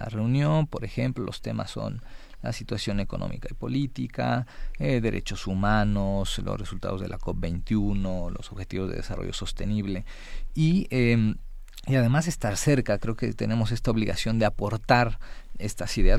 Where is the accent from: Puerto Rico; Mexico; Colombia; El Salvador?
Mexico; como Estado mexicano